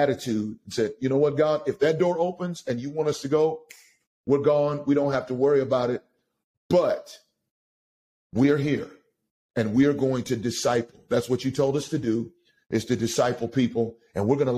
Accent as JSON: {"language": "English", "town": "Austin", "region": "Texas", "country": "United States", "tie": "born or raised there", "lives_now": "Pasadena, United States", "said": "I'm from Austin, Texas. I'm a Longhorn, and so that's where I'm from. I grew up, unfortunately, I grew up typically in a broken home."}